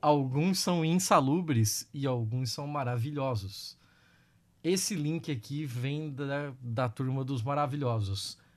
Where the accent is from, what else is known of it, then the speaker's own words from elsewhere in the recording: Joinville, Santa Catarina, Brazil; Eu sou de Joinville